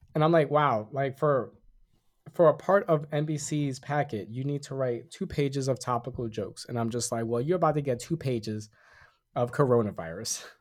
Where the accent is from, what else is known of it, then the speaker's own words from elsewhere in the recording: Puerto Rico; I'm Puerto Rican, I'm an American citizen at birth